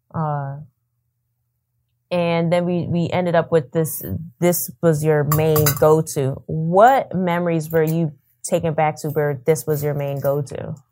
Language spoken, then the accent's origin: English; New York, United States; I am from New York